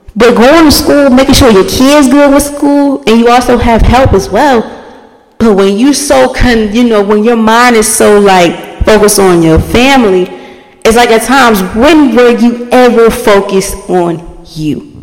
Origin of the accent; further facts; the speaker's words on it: Baltimore, Maryland, United States; I'm from Baltimore.